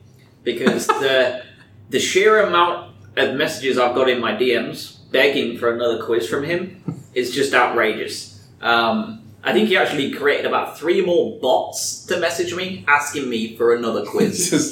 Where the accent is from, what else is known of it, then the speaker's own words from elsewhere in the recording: England, United Kingdom; I'm from England.